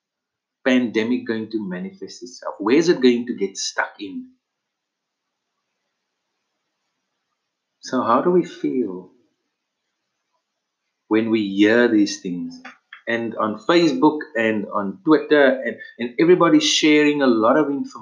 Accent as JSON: {"language": "English", "country": "South Africa", "said": "we as South Africans"}